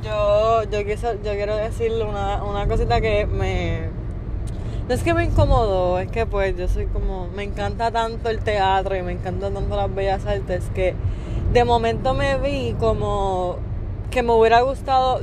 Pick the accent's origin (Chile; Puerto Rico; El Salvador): Puerto Rico